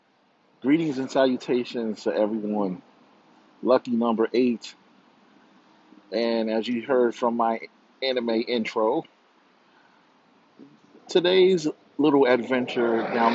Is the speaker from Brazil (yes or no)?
yes; Rio de Janeiro, Brazil; born there; moved away; Mind you, I was born in Rio.